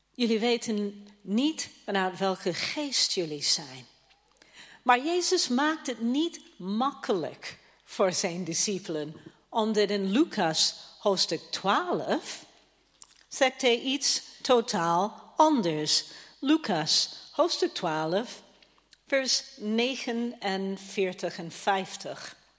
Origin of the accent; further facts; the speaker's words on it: Toronto, Ontario, Canada; now in Netherlands; dat is mijn thuisstad